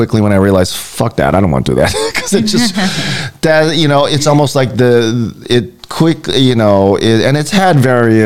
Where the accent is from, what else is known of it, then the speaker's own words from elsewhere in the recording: Hawaii, United States; I was born and raised here